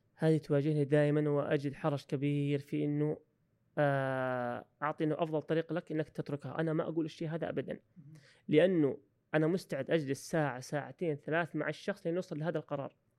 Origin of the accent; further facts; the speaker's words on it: Saudi Arabia; also born or lived in Australia; عندنا في السعوديه